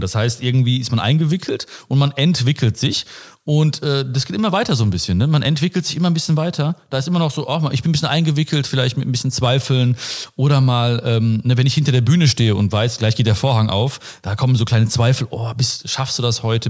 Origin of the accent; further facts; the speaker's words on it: Ruhr area, North Rhine-Westphalia, Germany; Ich komme aus dem Ruhrpott, wie man sieht und hört wahrscheinlich auch.